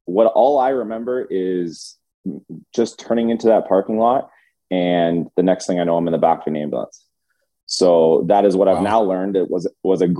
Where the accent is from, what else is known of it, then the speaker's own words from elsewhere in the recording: London, Ontario, Canada; I grew up in London, Ontario